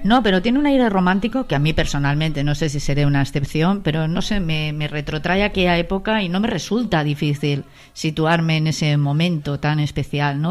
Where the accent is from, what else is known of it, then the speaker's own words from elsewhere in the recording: Valencian Community, Spain; como valenciana